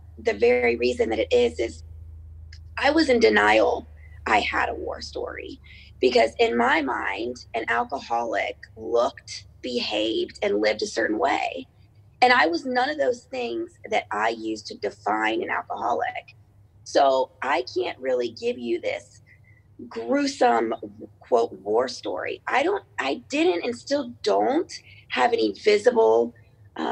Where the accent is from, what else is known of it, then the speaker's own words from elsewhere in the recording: Cincinnati, Ohio, United States; I am from Cincinnati, Ohio.